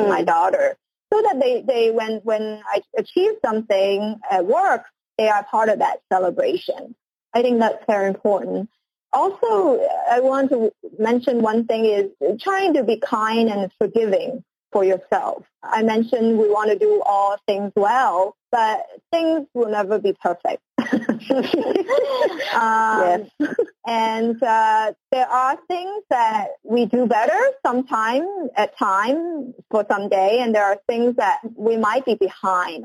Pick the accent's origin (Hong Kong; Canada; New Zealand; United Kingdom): Hong Kong; moved away; also born or lived in United States; I am originally from Hong Kong, and uh, I did my studies and uh, spent most of my career in the U.S.